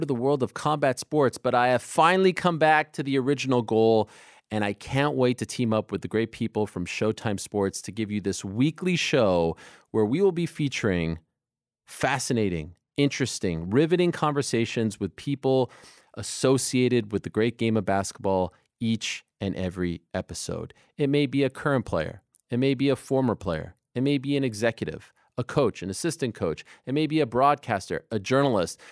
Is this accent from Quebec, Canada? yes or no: yes; Montreal, Quebec, Canada; moved away as an adult; also born or lived in Syracuse; Young kid growing up in Montreal